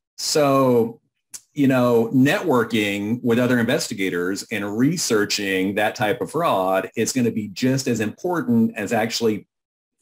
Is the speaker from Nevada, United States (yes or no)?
no; Austin, Texas, United States; I'm from Texas. I came home to Austin